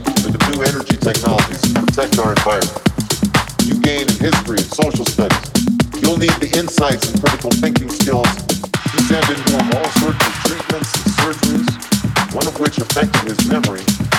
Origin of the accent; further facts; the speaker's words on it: Chicago, Illinois, United States; Then there's Chantel Speed from my hometown of Chicago, Illinois.